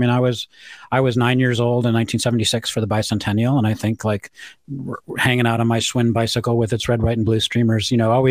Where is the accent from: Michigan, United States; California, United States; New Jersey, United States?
Michigan, United States; Ann Arbor; also born or lived in Chicago; I was born in Ann Arbor. I went to Pioneer High School. You know, Clegg School in Ann Arbor is named after my grandfather. So we go way back in the city of Ann Arbor.